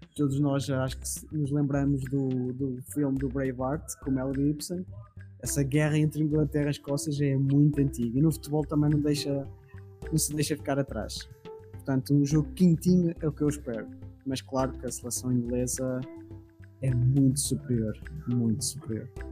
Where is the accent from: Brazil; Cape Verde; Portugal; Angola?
Portugal; eu como português